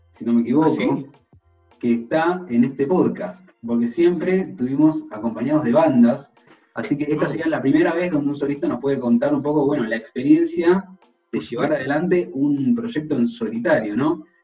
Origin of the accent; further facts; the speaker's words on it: Valparaíso, Chile; Yo soy de Valparaíso